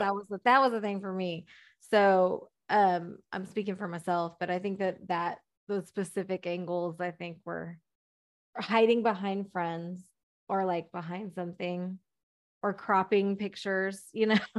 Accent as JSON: {"language": "English", "region": "Texas", "country": "United States", "said": "I'm from Texas, we go deer hunting"}